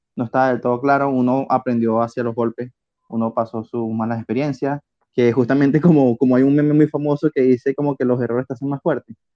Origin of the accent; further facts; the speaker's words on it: Venezuela; also born or lived in Spain; now in Barcelona, Spain; yo soy de Venezuela